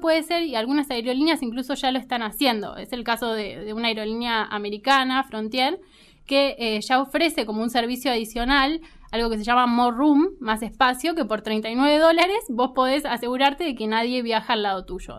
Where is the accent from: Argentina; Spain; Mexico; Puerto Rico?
Argentina; uno como argentino